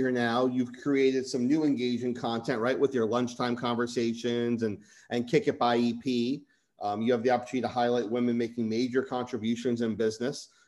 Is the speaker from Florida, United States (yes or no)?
yes; Miami, Florida, United States; growing up around the Marlins, I had a chance to be at the World Series in '97 and see the transition you talk about from county line down to Dade.